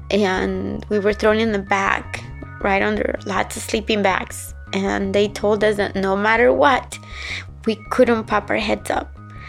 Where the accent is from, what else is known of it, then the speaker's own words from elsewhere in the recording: Guatemala; now in United States; I am a refugee from Guatemala, and I have lived in the United States since 1985.